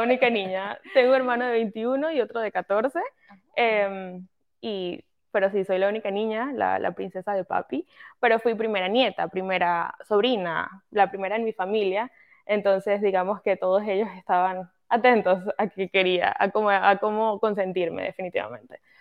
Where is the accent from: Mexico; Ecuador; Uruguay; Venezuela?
Venezuela; moved away as an adult; soy venezolana, eh, ese es mi origen, soy venezolana, nací allá, crecí allá, eh, llegué a este país hace aproximadamente como cinco años más o menos